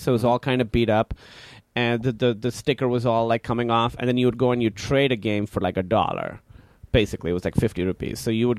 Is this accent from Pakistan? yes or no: yes; Karachi, Sindh, Pakistan; English is a second language; now in United States; Pakistan, Karachi.